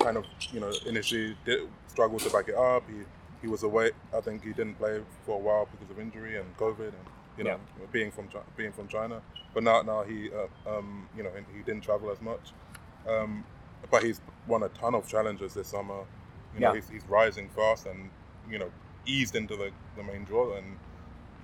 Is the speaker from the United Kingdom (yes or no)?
yes; United Kingdom; I'm British